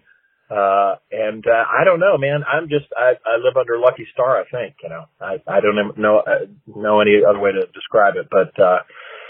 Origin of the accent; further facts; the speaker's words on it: Little Rock, Arkansas, United States; moved away as an adult; now in Los Angeles, United States; I grew up in Arkansas, in Little Rock, Arkansas